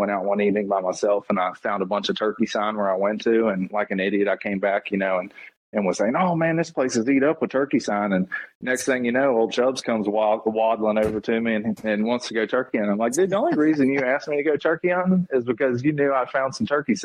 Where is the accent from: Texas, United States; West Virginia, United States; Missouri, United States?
West Virginia, United States; Moorefield; now in Buckhannon, United States; I grew up in a little town over in the eastern panhandle of West Virginia called Moorefield